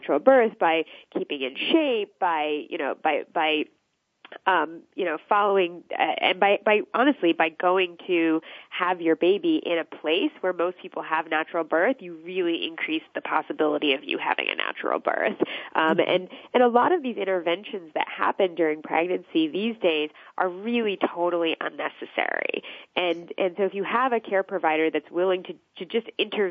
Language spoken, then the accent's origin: English; United States; my family is actually from India. I was born in the States. My family's from India